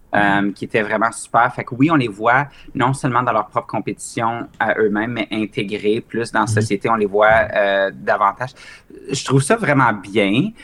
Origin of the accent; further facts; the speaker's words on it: Mont-Laurier, Quebec, Canada; moved away; also born or lived in Ontario; ma ville natale, au Québec, de Mont-Laurier, qui est au nord de Gatineau.